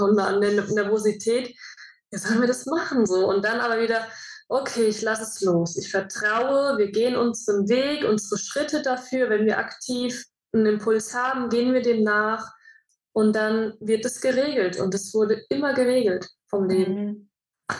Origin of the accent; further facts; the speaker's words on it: Germany; moved away as an adult; ich bin in Deutschland geboren